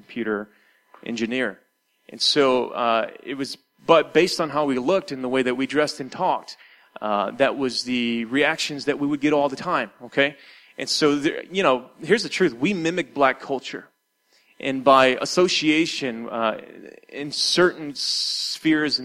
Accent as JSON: {"language": "English", "town": "Detroit", "region": "Michigan", "country": "United States", "tie": "born or raised there", "said": "my city that I grew up in Detroit was 90% black"}